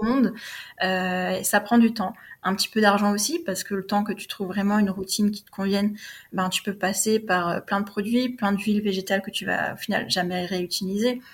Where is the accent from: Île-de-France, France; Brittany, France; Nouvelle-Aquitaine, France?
Nouvelle-Aquitaine, France; Bordeaux; moved away as an adult; also born or lived in Paris / New York / Austin, Texas; je suis originaire de Bordeaux. Donc, euh, j'ai vécu à Bordeaux jusqu'à mes 20 ans